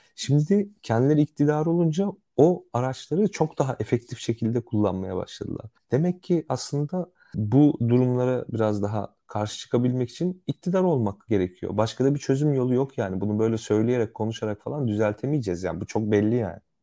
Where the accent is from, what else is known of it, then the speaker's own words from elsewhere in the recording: Central Anatolia, Turkey; Ben sonuçta işte bir İç Anadolu şehrinde büyüdüm